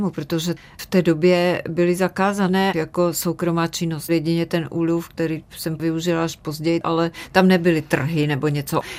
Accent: Martin, Žilina Region, Slovakia; moved away; also born or lived in Moravia; To mi pomohlo hodně, protože jak jsme se přestěhovali z Moravy do Martina, protože otec měl tuberkulózu a museli do vysokorského pásma, kde byly hory kolem celého toho Martina.

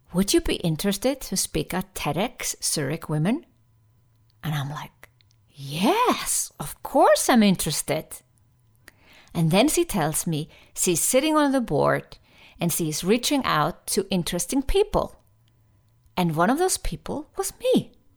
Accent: Iceland; now in Switzerland; I was from Iceland, living in Switzerland

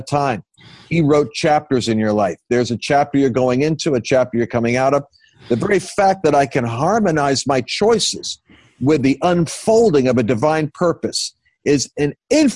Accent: Oyster Bay, New York, United States; accent: New Yorker; I grew up born in Oyster Bay, Long Island. So I'm New Yorker by accent if I'm under pressure

